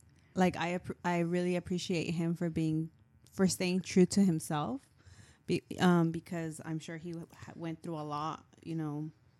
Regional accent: Orange County, California, United States; growing up in Orange County, where we grew up

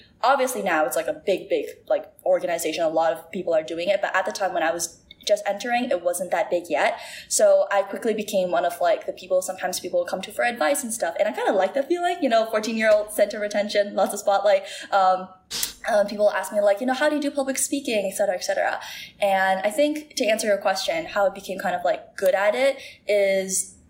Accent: Singapore; I don't think they'd be able to tell that I'm like Singaporean. Like I do not have like a Singlish accent.

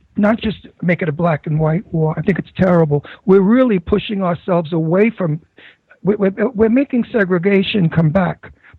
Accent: New York City, New York, United States; accent: Brooklyn; I was born in the Brooklyn Projects, the Red Hook Projects in Brooklyn, and it was black and white. And my best friend Sammy was a black kid from when I grew up.

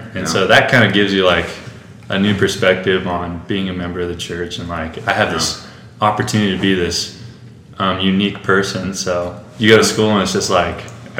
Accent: Rancho Cucamonga, California, United States; So it's close to Los Angeles. It's called Rancho Cucamonga. That's the city I'm in.

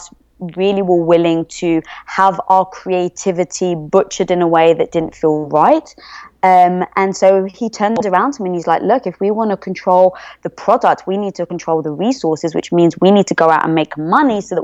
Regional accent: England, United Kingdom; moved away as an adult; also born or lived in London; now in United States; I am from England

